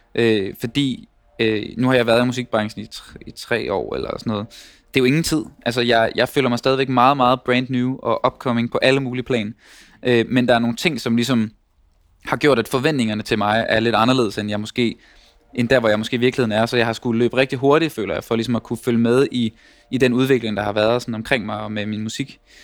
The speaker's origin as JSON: {"language": "Danish", "country": "Denmark", "tie": "born or raised there", "moved": "yes", "lives_now": "Copenhagen, Denmark", "said": "at være vokset op der, hvor jeg er vokset op"}